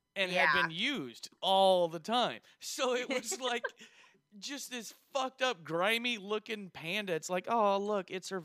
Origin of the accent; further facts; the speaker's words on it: California, United States; born there; also born or lived in Oklahoma; because I was born in California. I lived in Oklahoma and then I moved down here.